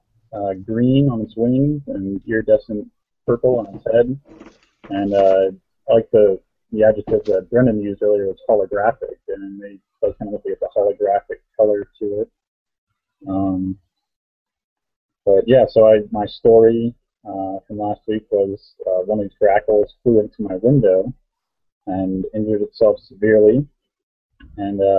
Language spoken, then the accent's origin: English; Erie, Pennsylvania, United States; I'm from Erie, Pennsylvania